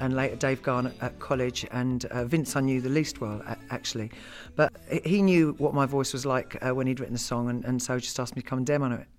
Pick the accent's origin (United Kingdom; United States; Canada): United Kingdom